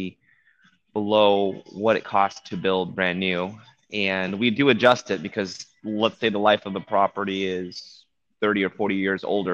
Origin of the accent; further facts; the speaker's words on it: Orange County, California, United States; I'm originally from Orange County